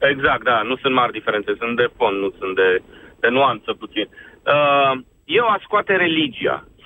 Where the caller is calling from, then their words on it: Bucharest, Romania; sunt din București.